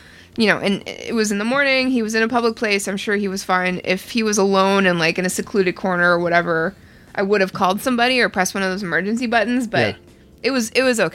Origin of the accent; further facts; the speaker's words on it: Canada; I'm too Canadian